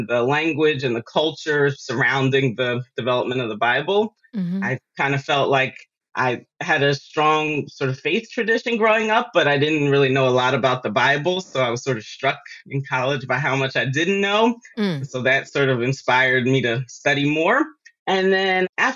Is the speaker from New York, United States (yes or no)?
no; Philadelphia, Pennsylvania, United States; moved away; I grew up in Philadelphia, in North Philadelphia, and that's where a lot of my family still is